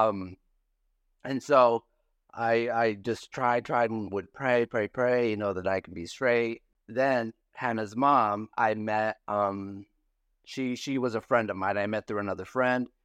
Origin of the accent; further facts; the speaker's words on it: San Felipe, Baja California, Mexico; moved away as an adult; I grew up in Santa Felipe, Baja California, Mexico